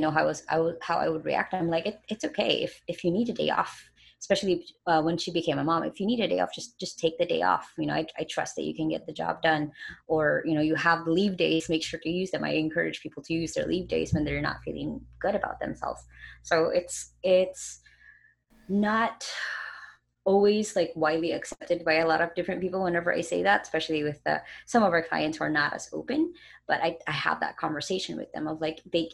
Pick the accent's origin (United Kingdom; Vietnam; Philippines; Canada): Philippines; Like in my hometown, even some parts of a lot of the major cities here in the Philippines